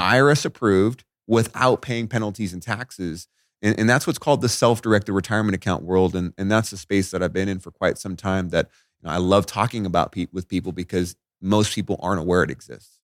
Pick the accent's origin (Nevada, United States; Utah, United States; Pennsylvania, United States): Nevada, United States; Las Vegas; I grew up in Veg-, I'm in Vegas, right? So it's dry out here.